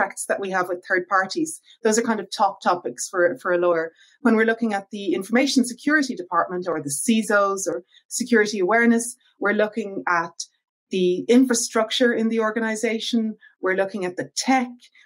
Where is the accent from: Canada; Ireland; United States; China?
Ireland; as you can probably hear from my accent, I'm originally from Ireland